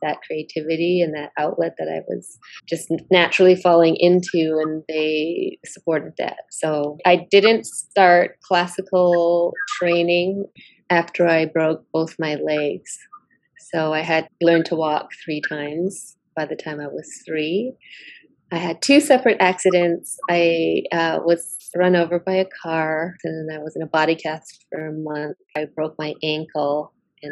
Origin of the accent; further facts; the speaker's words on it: Six Nations of the Grand River Territory, Ontario, Canada; I'm from Oswege, which is also known as Six Nations of the Grand River Territory, which is located on the Canadian side of Turtle Island.